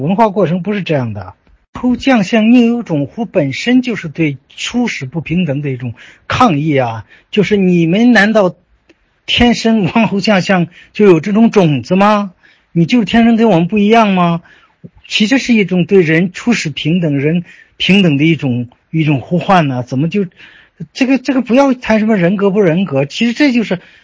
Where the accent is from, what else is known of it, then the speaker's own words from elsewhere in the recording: China; 因为我作为一个中国人，我自然深深地受儒家文化的影响